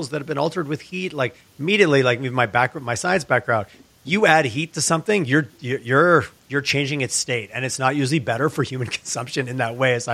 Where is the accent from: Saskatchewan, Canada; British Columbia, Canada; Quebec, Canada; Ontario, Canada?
Quebec, Canada; you and I grew up in Quebec, everybody smoked and drank wine, and they still